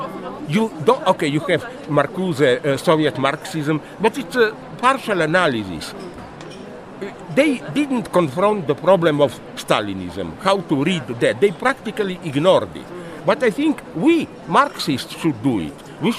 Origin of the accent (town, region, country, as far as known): Slovenia; English is a second language